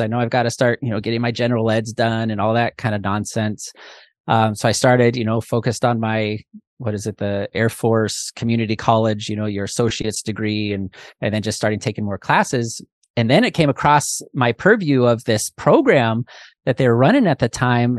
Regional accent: Pacific Northwest, United States; moved away as an adult; also born or lived in Hawaii / Oklahoma City, Oklahoma; I'm from the Pacific Northwest, you know, green

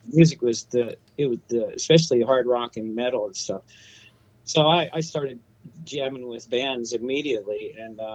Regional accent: Youngstown, Ohio, United States; moved away; I'm from Youngstown, Ohio originally, and spent all my days learning my craft around the Northeast Ohio area, which was really an amazing area for music when I was growing up

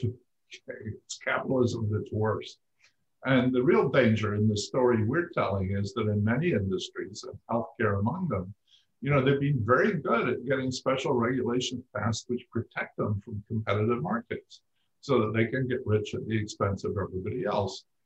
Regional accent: Scotland, United Kingdom; moved away; I grew up in Scotland

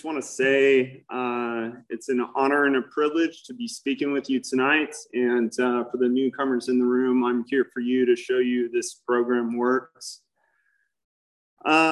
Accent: Newport Beach, California, United States; I grew up in Newport Beach.

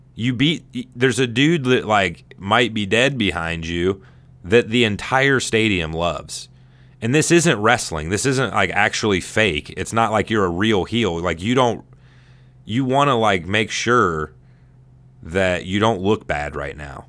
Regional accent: United States; I'm an American

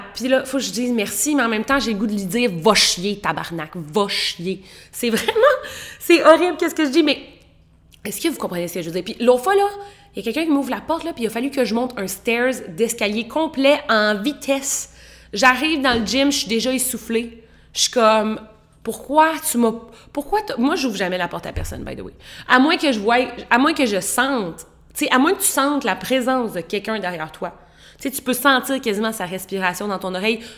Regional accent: Quebec, Canada; en tant que Québécois

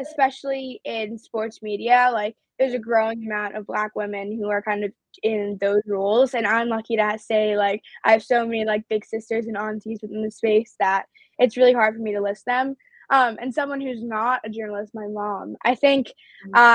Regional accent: New York City, New York, United States; they're my hometown team

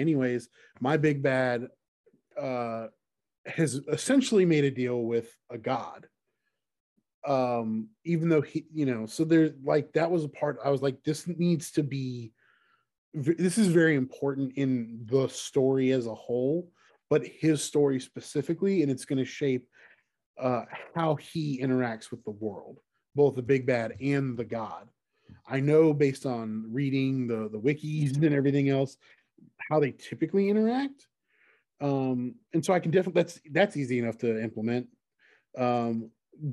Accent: the South, United States; growing up in the South

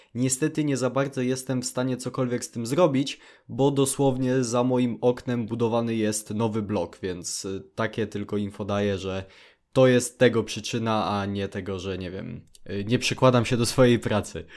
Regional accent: Poland; jestem smutnym nastolatkiem z Polski

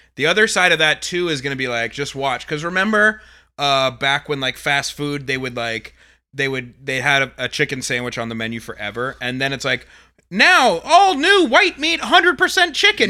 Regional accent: Atlanta, Georgia, United States; is my hometown

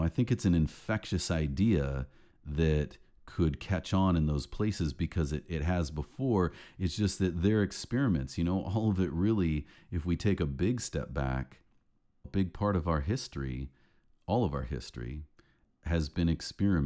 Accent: United States; as an American.

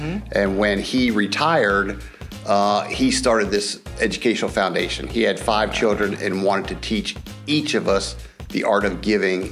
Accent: Cincinnati, Ohio, United States; moved away as an adult; also born or lived in Raleigh, North Carolina / Winston-Salem, North Carolina; now in Greenville, United States; Originally, I'm from Cincinnati, Ohio

